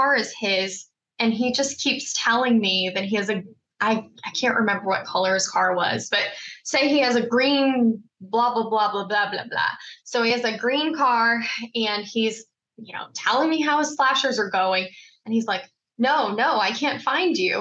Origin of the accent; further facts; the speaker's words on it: Mississippi, United States; now in Maryland, United States; I grew up in Mississippi